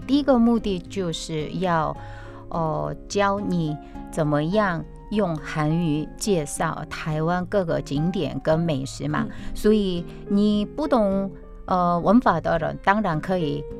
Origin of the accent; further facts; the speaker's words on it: South Korea; Chinese is a second language; 我们韩国人